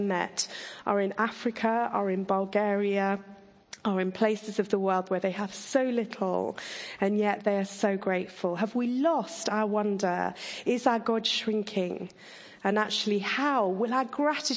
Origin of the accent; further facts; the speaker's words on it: Surrey, South East England, United Kingdom; I grew up in Surrey